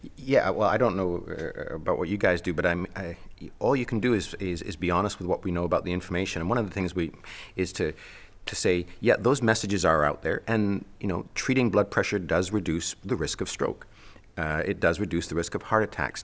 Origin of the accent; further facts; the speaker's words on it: Canada; I'm a Canadian